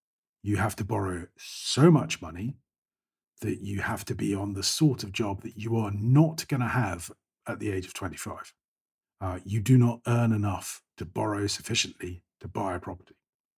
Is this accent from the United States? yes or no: no; United Kingdom; Again, the UK, I grew up in Thatcher's Britain. So the target in life was to buy a house, own your own property.